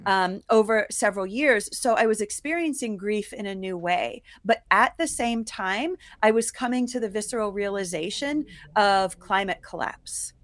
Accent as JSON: {"language": "English", "region": "Ohio", "country": "United States", "tie": "born or raised there", "also_born_or_lived": "New York", "moved": "yes", "lives_now": "Colorado, United States", "said": "I grew up in Ohio, and then I moved to New York"}